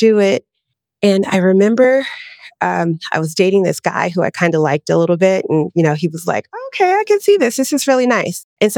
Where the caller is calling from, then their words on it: Los Angeles, California, United States; I'm in Los Angeles, California.